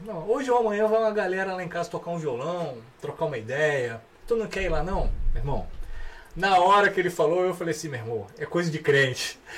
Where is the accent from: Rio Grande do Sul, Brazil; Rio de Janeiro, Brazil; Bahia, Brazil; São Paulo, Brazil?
Rio de Janeiro, Brazil; Petrópolis; moved away as an adult; also born or lived in Três Rios; now in Rio de Janeiro, Brazil; Então eu nasci em Três Rios, morei em Três Rios até os seis anos, fui para Petrópolis e em Petrópolis realmente que eu cresci, me tornei jovem, adolescente